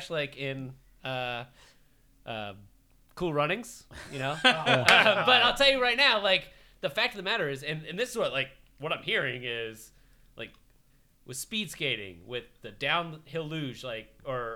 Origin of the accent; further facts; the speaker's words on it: Boston, Massachusetts, United States; I grew up in Boston